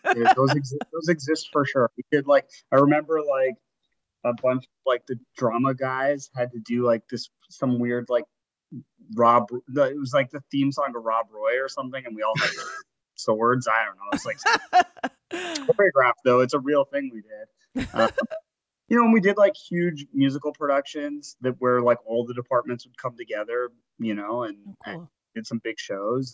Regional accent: Toronto, Ontario, Canada; also born or lived in Halifax, Nova Scotia; I grew up in Toronto. I was born in Halifax

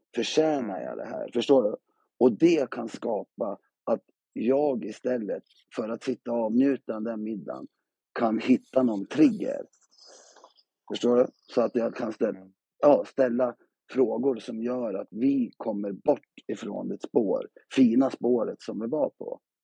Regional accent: Gävle, Gävleborg County, Sweden; jag är uppväxt i, i Gävle på Brynäs

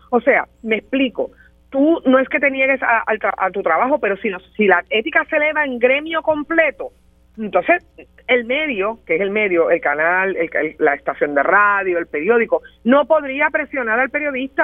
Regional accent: Puerto Rico; que soy puertorriqueña

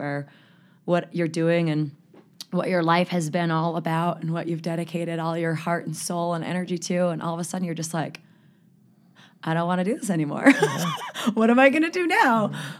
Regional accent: California, United States; born there; I'm number six, born in Southern California. My parents lived in the San Fernando Valley for 30 years.

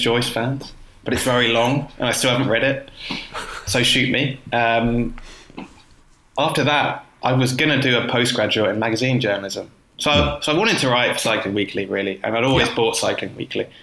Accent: Croydon, London, United Kingdom; also born or lived in Herne Hill, London; Croydon, which is my hometown

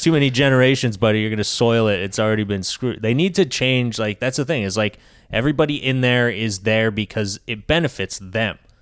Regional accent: Quebec, Canada; now in United States; I'm from Quebec

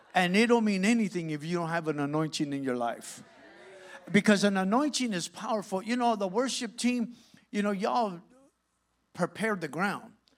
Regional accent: Santa Ana, California, United States; I'm from Santa Ana

